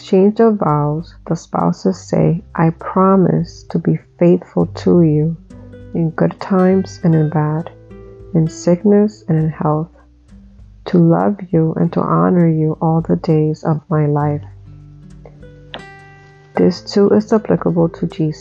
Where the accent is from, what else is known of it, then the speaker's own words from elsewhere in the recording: Dominican Republic; When I was about 8 years old, I think, 7, 8 years old, I was growing up in Dominican Republic